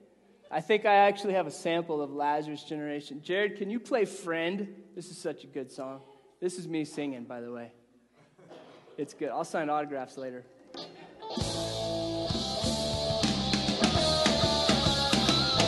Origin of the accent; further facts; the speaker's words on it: Colorado, United States; moved away as an adult; also born or lived in Lynchburg, Virginia; I grew up in Colorado, and I go to Virginia